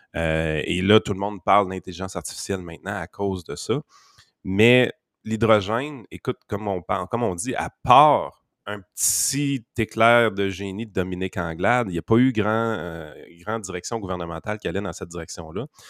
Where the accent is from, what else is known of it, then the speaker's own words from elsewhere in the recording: Quebec, Canada; je sais qu'on est Québécois, et qu'on n'est pas Canadien